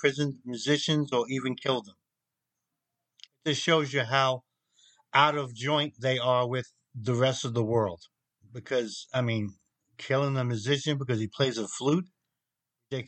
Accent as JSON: {"language": "English", "country": "United States", "said": "I am an American"}